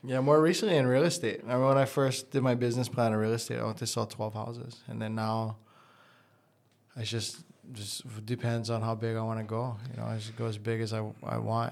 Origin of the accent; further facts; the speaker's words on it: Hawaii, United States; growing up in Hawaii